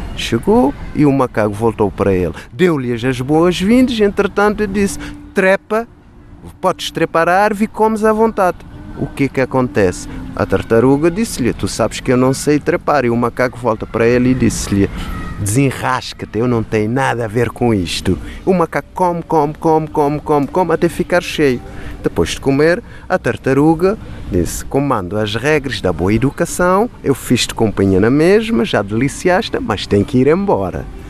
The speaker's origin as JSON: {"language": "Portuguese", "country": "Cape Verde", "said": "Em Cabo Verde, como sabem, temos um prato tradicional que chama-se cachupa"}